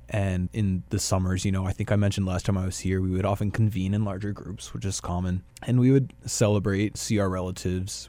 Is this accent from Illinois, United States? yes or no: no; Dallas, Texas, United States; moved away as an adult; also born or lived in Brașov, Romania / Paris, France / Bucharest, Romania / Minneapolis, United States; now in Winnipeg, Canada; I was born and raised in South Dallas